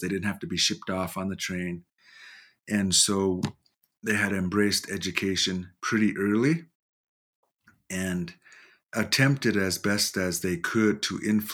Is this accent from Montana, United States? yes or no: yes; Lodge Grass, Montana, United States; I'm from Lodgegrass, Montana, and more specifically Binnada, which is a area between the Bighorn Mountains and Lodgegrass.